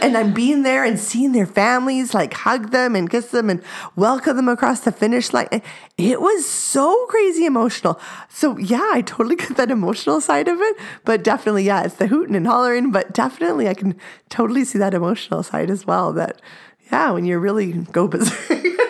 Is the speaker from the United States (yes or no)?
no; Canada